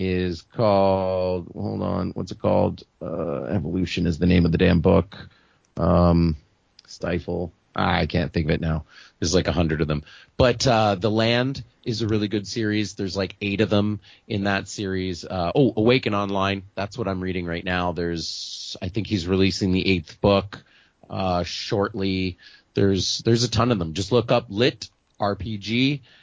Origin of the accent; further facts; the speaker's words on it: Ottawa, Ontario, Canada; my hometown of Ottawa